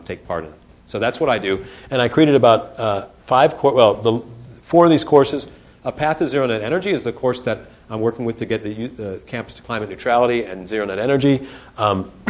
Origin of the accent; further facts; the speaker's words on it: Detroit, Michigan, United States; I grew up in Detroit